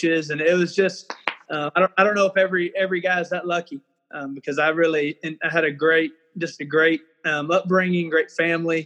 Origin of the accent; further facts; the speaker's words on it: Anson, Texas, United States; also born or lived in Amarillo, Texas; now in Odessa, United States; I was actually born up in Amarillo, but quickly we moved to the Abilene area. And I'm from Anson, Texas, which is about 25 miles north of Abilene